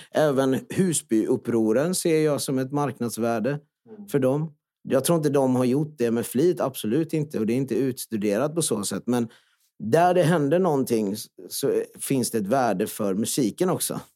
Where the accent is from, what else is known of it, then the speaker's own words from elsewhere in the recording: Jönköping, Jönköping County, Sweden; Swedish is a second language; jag kommer ju från Öxnehaga och kommer från en flyktingfamilj.